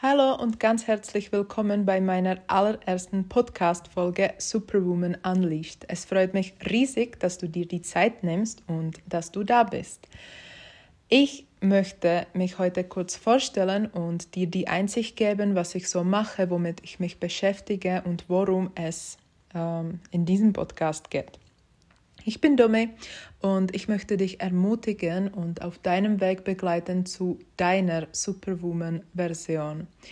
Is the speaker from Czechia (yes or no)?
yes; Prague, Czechia; German is a second language; moved away as an adult; now in Switzerland; Ich komme ursprünglich aus Prag und seit 2017 lebe ich in der Schweiz